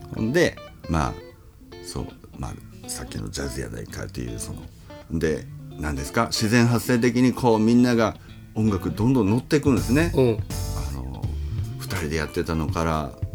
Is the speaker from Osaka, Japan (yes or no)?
yes; Minoh, Osaka, Japan; えっとね箕面なんですけど、はい、僕あの出身というか、小中高と過ごしたのがね、はい、大阪の